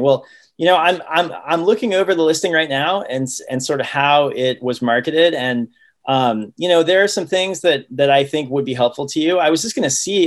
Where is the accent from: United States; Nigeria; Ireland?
United States; Ohio; also born or lived in Oregon; now in Seattle, United States; I grew up in Ohio and I went to college in Oregon